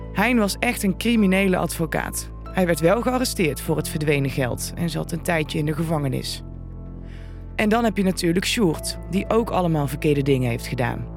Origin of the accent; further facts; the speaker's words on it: Vught, North Brabant, Netherlands; We komen allemaal uit Vught en veel van ons zijn jurist of advocaat